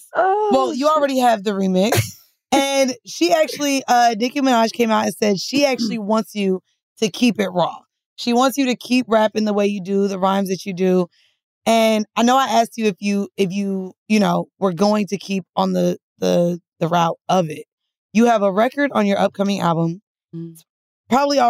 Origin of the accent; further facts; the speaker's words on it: the South, United States; I mean, I'm from the South.